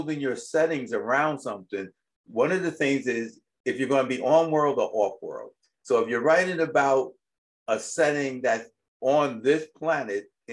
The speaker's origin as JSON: {"language": "English", "region": "New York", "country": "United States", "tie": "born or raised there", "said": "when I was growing up in New York"}